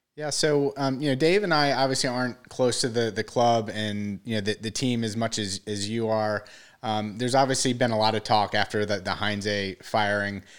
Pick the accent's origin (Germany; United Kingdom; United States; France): United States; Roswell, Georgia; I grew up in Roswell